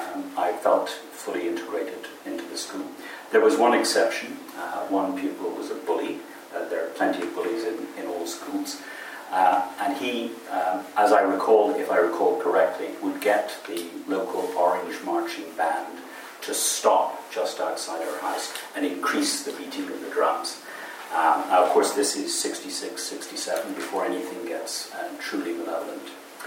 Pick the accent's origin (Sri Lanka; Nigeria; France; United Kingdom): Nigeria; Kaduna, Kaduna State; also born or lived in Cork, Ireland; I was born in Cork in 1958, so I'm a little older than you, distinctly older. I was taken to Nigeria at the age of 13 months, and the Nigerian Civil War more or less broke out in our backyard. We were living in Kaduna in northern Nigeria.